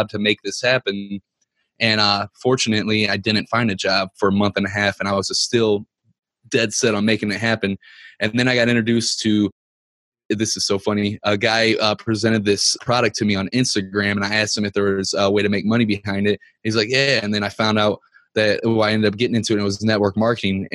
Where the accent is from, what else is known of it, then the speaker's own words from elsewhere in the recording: Ferguson, Missouri, United States; I'm from Ferguson, Missouri